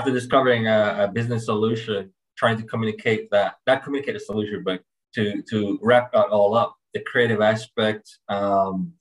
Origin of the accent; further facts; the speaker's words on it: Kingston, Jamaica; I'm from Kingston, Jamaica, but I'm a co-founder of an agency that works out of Miami, globally from there